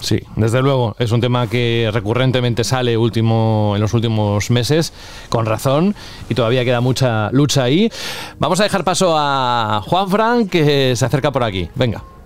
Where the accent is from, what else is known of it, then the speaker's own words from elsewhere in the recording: Cantabria, Spain; moved away; yo soy de Cantabria